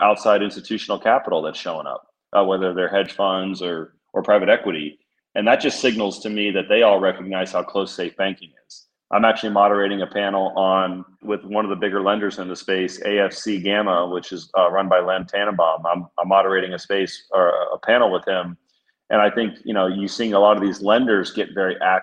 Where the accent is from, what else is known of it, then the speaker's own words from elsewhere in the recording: Florida, United States; as we look at the state of Florida, we're from here